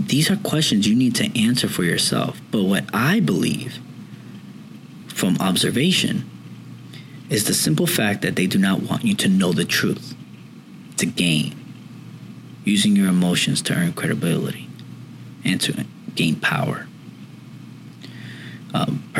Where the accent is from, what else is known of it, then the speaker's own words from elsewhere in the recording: New York City, New York, United States; now I'm from New York. 9/11 was, as of this recording, was just a few days ago, and it always hits home to me. I was raised in Woodside houses, which is projects